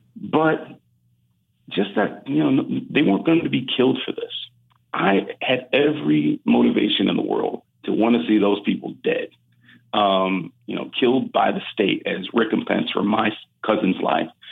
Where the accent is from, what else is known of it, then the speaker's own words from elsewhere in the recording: Cleveland, Ohio, United States; we're from Cleveland